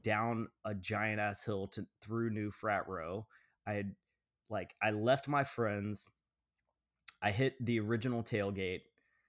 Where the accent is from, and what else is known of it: Georgia, United States; born or raised there